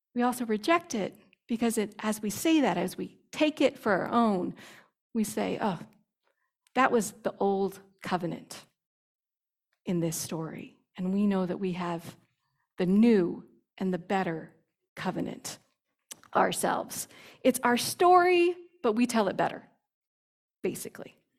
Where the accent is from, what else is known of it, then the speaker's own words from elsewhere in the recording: United States; as an evangelical Christian, as an American Christian